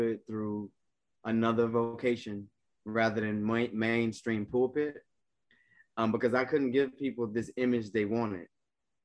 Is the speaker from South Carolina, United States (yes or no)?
yes; South Carolina, United States; moved away; I'm originally from South Carolina.